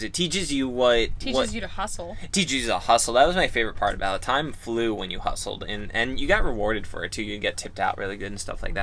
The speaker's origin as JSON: {"language": "English", "area": "Long Island", "region": "New York", "country": "United States", "tie": "born or raised there", "said": "I grew up in Long Island"}